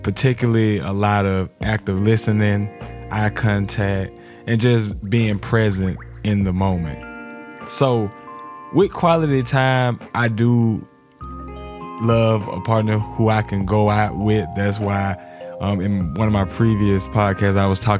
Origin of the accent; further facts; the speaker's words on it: Alabama, United States; growing up in Alabama